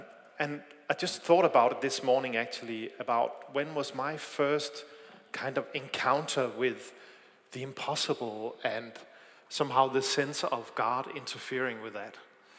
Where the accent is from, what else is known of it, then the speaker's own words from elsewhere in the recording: Denmark; English is a second language; It's not just the sound system, it's also my accent. I am from Denmark, I'm sorry about that.